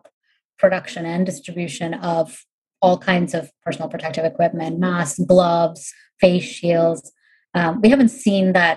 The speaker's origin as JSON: {"language": "English", "country": "India", "tie": "born or raised there", "moved": "yes", "said": "I grew up in India"}